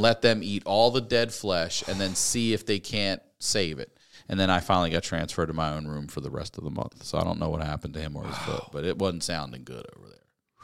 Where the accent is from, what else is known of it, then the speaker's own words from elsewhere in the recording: Baltimore, Maryland, United States; my hometown, my home